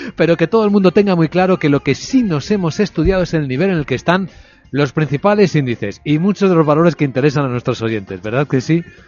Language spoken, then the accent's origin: Spanish; Cádiz, Andalusia, Spain; Soy de Cádiz, pero por poquito